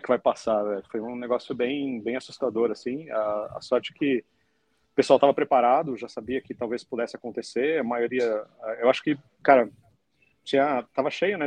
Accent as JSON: {"language": "Portuguese", "country": "Brazil", "said": "como brasileiro"}